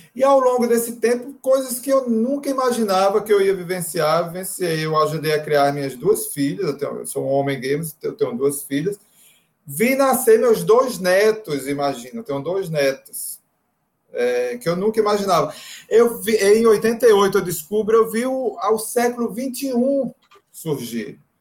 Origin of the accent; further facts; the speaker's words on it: Northeast Brazil, Brazil; A gente é do Nordeste